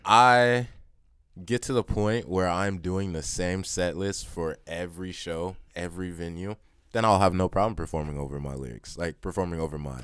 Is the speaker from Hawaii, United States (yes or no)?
no; Chicago, Illinois, United States; now in Kansas City, United States; I'm from Chicago